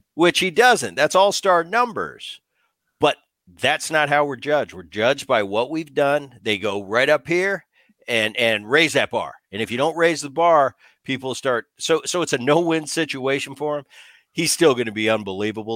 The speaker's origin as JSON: {"language": "English", "region": "New Jersey", "country": "United States", "tie": "born or raised there", "said": "Growing up in Jersey"}